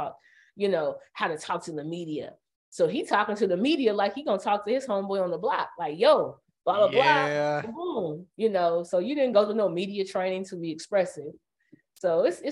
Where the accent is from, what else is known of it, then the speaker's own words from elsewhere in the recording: Indiana, United States; I'm from Indiana